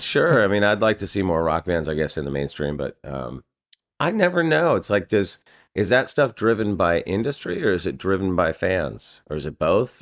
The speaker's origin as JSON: {"language": "English", "region": "California", "country": "United States", "said": "I'm from California and we don't get storms like"}